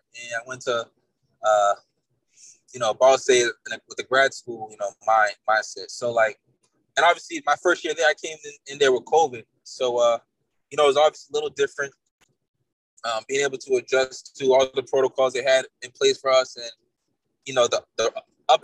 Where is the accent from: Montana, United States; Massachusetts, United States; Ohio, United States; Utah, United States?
Massachusetts, United States; Billerica; I'm from Billerica, Mass. Pretty much grew up there. I wasn't born there, but I grew up there most of my life